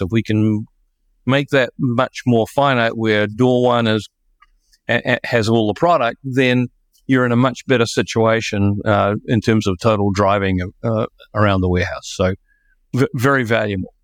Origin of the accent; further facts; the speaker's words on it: New Zealand; moved away; I'm a New Zealander